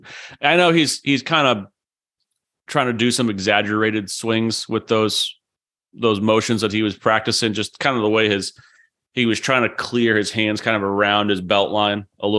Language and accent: English; New England, United States; You know, hell, I grew up in New England. We didn't have Bermuda grass.